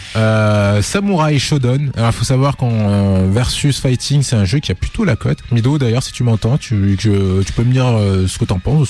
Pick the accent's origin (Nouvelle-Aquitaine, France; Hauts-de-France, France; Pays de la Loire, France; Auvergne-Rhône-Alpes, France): Auvergne-Rhône-Alpes, France; Lyon; on est de Lyon.